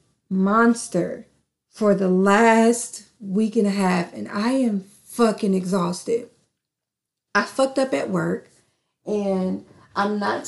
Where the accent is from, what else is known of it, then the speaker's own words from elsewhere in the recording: North Carolina, United States; moved away; I'm from North Carolina